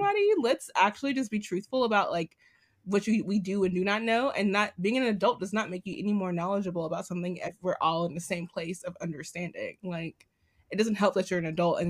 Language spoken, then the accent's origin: English; New York City, New York, United States; As a New Yorker